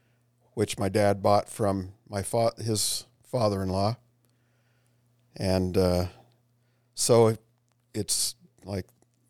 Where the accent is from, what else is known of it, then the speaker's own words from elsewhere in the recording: Salt Lake City, Utah, United States; Actually, I grew up in Utah, Salt Lake City, Utah.